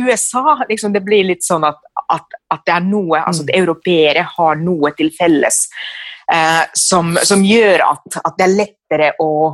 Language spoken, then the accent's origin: Norwegian; Finland; moved away as an adult; now in Norway; mitt hjemland Finland